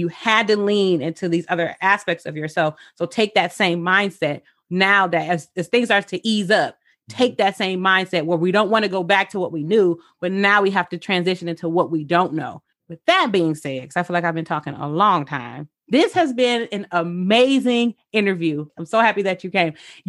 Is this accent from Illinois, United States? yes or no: no; Michigan, United States; also born or lived in Oregon; I actually moved back home in the pandemic. Uh-huh. So I moved from Oregon to Michigan in late July.